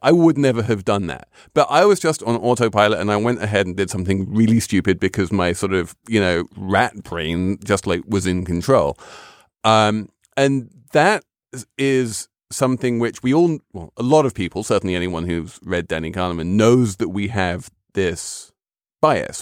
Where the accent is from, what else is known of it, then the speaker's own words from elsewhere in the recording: London, United Kingdom; as a Londoner